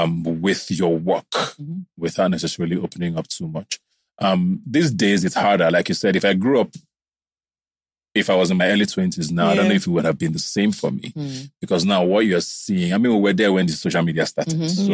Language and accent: English; Nigeria; I grew up around Nigeria a lot.